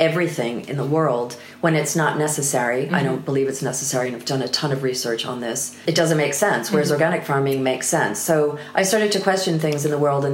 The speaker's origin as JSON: {"language": "English", "country": "United States", "moved": "as an adult", "lives_now": "United Kingdom"}